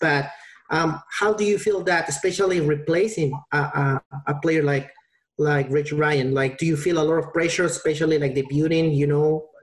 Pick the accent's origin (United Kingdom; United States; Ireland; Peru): Peru; I'm from Peru